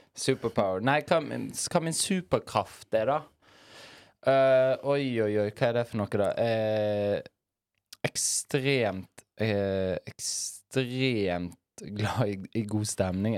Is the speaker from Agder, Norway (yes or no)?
no; Bergen, Vestland, Norway; jeg er jo bergenser